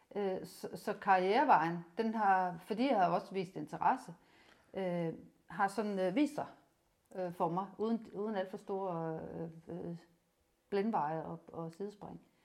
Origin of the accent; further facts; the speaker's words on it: Rønne, Capital Region of Denmark, Denmark; moved away as an adult; also born or lived in Odense; gymnasiet i Rønne. Jeg er Bornholmer